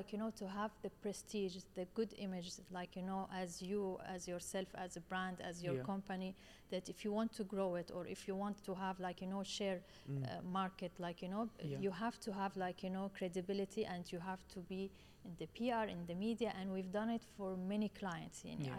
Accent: Syria; now in Dubai, United Arab Emirates; I came from Syria. I came to Dubai 19 years ago.

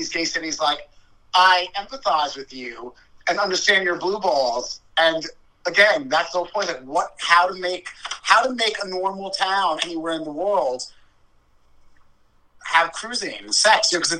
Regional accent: New York City, New York, United States; moved away as an adult; now in Orlando, United States; we're from New York City

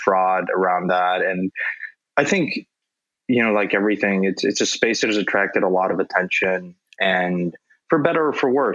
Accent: Mexico; I grew up in Mexico

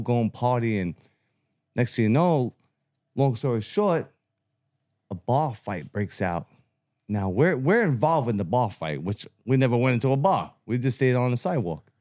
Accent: New York City, New York, United States; born and raised in Brooklyn, Bensonhurst.

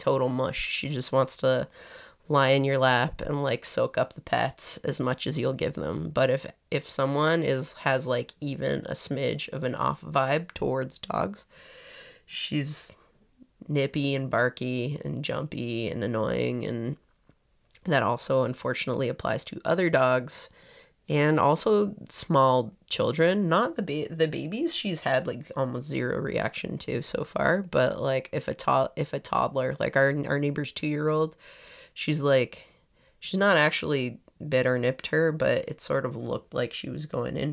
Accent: Toronto, Ontario, Canada; moved away as an adult; now in New York, United States; I am from Toronto

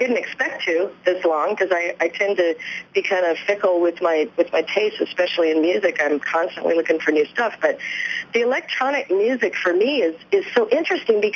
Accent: Southern California, United States; I grew up in Southern California

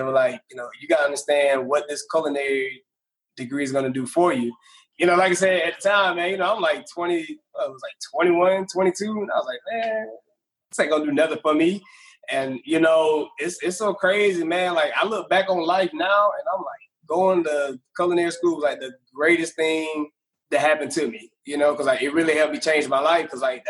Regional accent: Montgomery, Alabama, United States; moved away; I'm originally from Montgomery, Alabama. So, you know, growing up down there, you know, things were extremely difficult, you know, being in the circumstances that I was in, you know, in the community that I kind of grew up around.

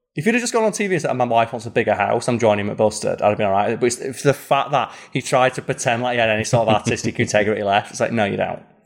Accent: United Kingdom; being British

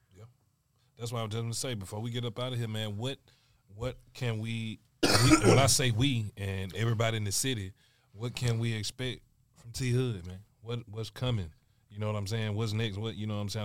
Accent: Alabama, United States; moved away; I'm from Alabama

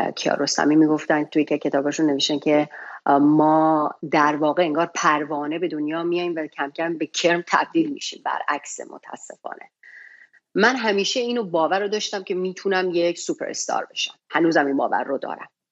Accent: Shiraz, Fars, Iran; now in United States; من توی شیراز به دنیا اومدم و بزرگ شدم

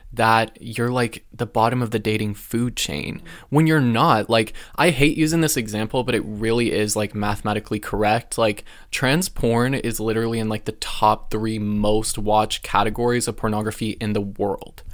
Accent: Alaska, United States; now in West Coast, United States; it was cool growing up in Alaska.

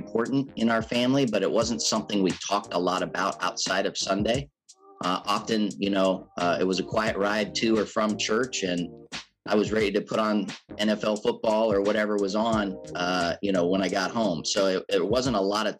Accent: Canton, Ohio, United States; I grew up in Canton, Ohio, born and raised here

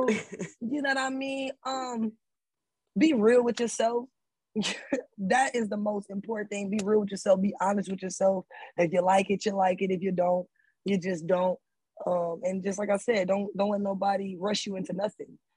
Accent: Atlanta, Georgia, United States; I'm from Atlanta.

